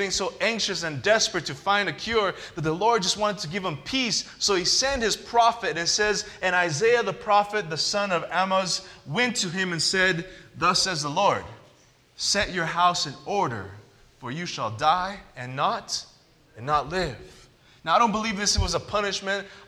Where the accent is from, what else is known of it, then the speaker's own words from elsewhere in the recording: Southern California, United States; I grew up in Southern California